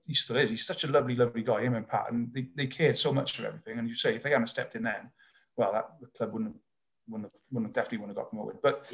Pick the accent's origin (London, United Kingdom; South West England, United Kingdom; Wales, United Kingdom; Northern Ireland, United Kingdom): Wales, United Kingdom; So I'm not English qualified. I'd searched, my mum even tried to argue the case with the RFU that Monmouthshire used to be part of England. But I've got no English in me. I've only got, my great grand was Irish, but that still didn't work. So I am 100% fully Welsh.